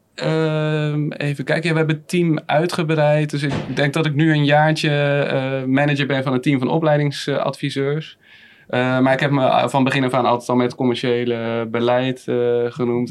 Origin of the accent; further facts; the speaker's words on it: Rotterdam, South Holland, Netherlands; moved away as an adult; now in Haastrecht, Netherlands; Ik kom oorspronkelijk uit Rotterdam